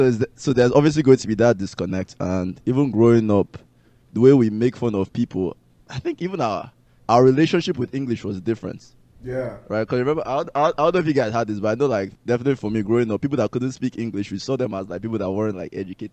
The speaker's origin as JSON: {"language": "English", "town": "Port Harcourt", "region": "Rivers State", "country": "Nigeria", "tie": "born or raised there", "moved": "yes", "said": "I grew up in Port Harcourt, you know, and they were speaking Igbo to me as a baby. And then after a while, they saw that I was getting confused, you know, my Igbo and English were just like very, very wonky. So they got scared and then they stopped speaking Igbo to me."}